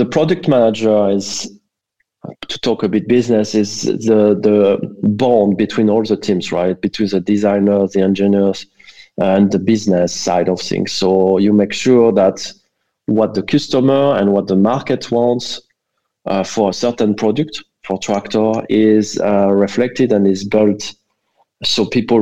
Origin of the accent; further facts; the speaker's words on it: France; accent: French; English is a second language; moved away as an adult; also born or lived in Brussels; now in Berlin, Germany; I'm French originally. I think everybody can tell, given my accent.